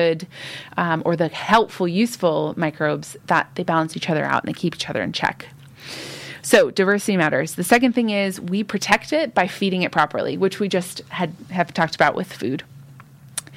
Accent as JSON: {"language": "English", "country": "United States", "tie": "born or raised there", "moved": "yes", "lives_now": "Fife, United Kingdom", "said": "I grew up in the United States."}